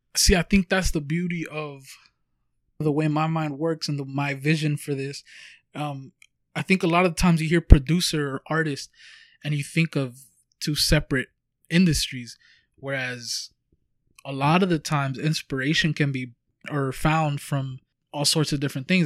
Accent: Huntington Park, California, United States; we come from Huntington Park, California

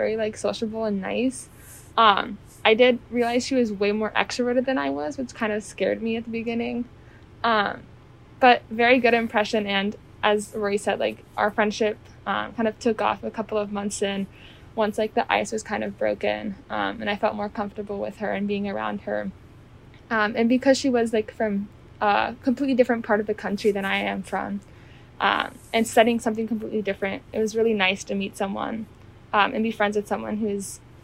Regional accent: Seattle, Washington, United States; moved away as an adult; I'm a junior from Seattle, Washington

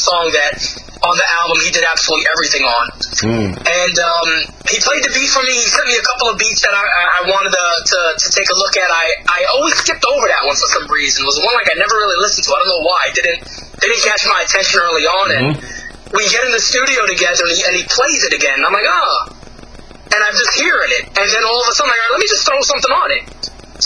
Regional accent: New York City, New York, United States; now in Virginia, United States; I grew up in the Bronx, moved to Virginia, went back to the Bronx, and now I'm back in Virginia again

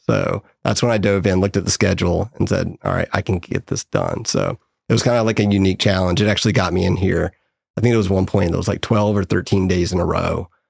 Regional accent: Raleigh, North Carolina, United States; now in Charlotte, United States; born and raised in Raleigh

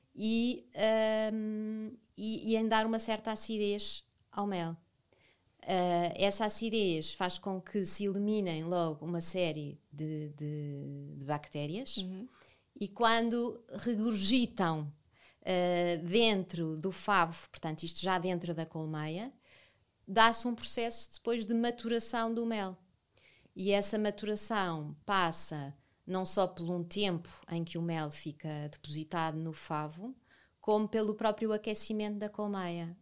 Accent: Lisbon, Portugal; moved away as an adult; now in Vila Nova de Milfontes, Portugal; sempre vivi a minha vida toda em Lisboa e há nove anos fui viver para Vila Nova de Mil Fontes

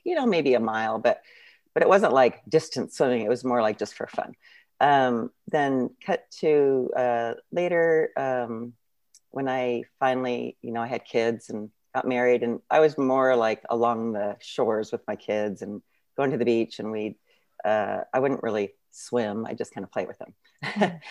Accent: San Jose, California, United States; now in Santa Cruz, United States; I grew up in San Jose, but I live um, in Santa Cruz area now

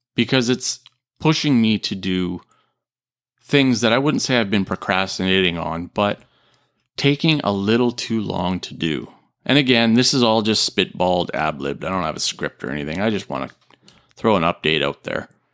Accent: Canada; also born or lived in Japan; I'm a Canadian

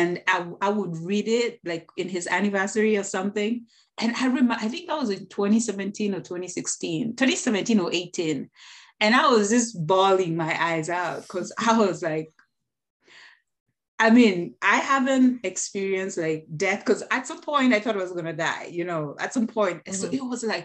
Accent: Kenya; I'm from the African culture, Kenyan culture to be specific. I am Kenyan.

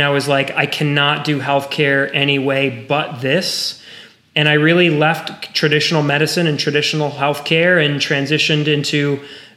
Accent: New York City, New York, United States; moved away as an adult; also born or lived in Connecticut; now in South Florida, United States; I'm born and raised in New York City

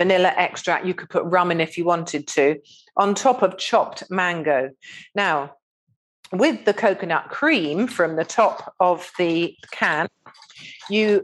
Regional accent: Eastbourne, South East England, United Kingdom; I grew up eating in Romeo's ice cream bar on just near Eastbourne Pier

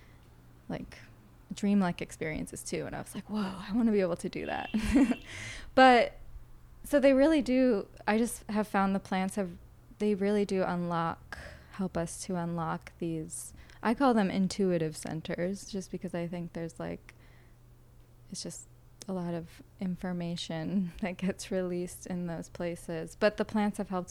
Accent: Boston, Massachusetts, United States; moved away; I'm from Boston. That's like where my roots are.

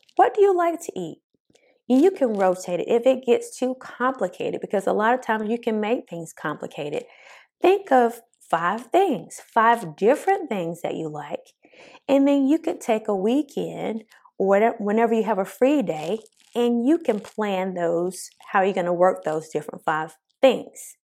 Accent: the South, United States; accent: country; Born and raised in the South

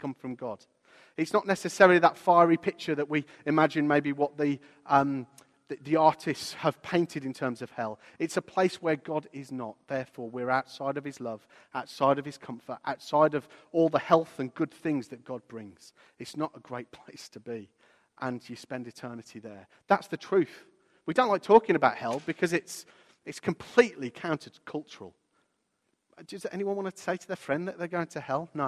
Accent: Walsall, West Midlands, United Kingdom; I remember the street, it was called the Sutton Road in my hometown of Walsall.

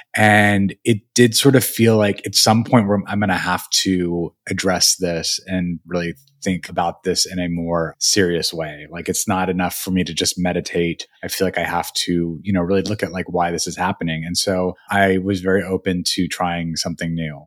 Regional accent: Albuquerque, New Mexico, United States; moved away; also born or lived in Missoula, Montana; I was born in Missoula, but then raised in Albuquerque. So I, we, I moved at okay. the age of one to Albuquerque, or we moved around a little bit, but I was basically raised in Albuquerque

